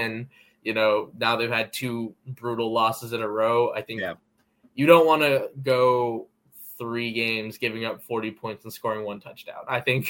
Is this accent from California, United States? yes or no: yes; the Bay Area, California, United States; I'm from the Bay Area.